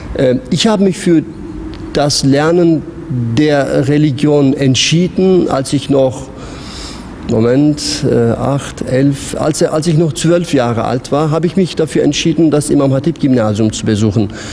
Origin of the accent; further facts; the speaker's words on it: Konya, Turkey; now in Mannheim, Germany; Ich komme aus Konya